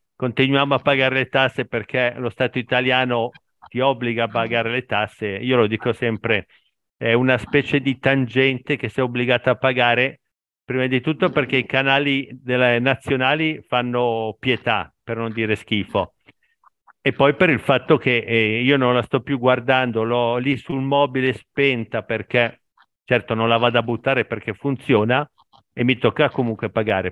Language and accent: Italian; Italy; italiano al 100%, ab- eh, nato, cresciuto e vivo in Italia